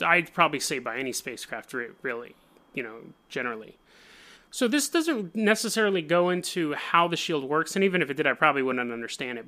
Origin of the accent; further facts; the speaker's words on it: Oregon, United States; I'm from Oregon